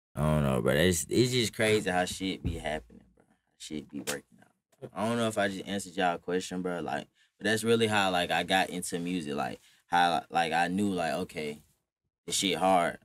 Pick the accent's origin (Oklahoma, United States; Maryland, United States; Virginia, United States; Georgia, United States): Georgia, United States; Atlanta; I really grew up like in the fourth ward